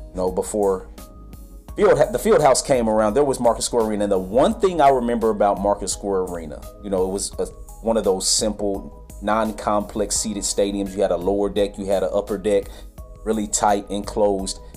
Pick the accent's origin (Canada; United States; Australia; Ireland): United States; Fairbanks, Alaska; Well, I had to give love to my home town team in arena football. That's Fairbanks, Alaska, the Carlson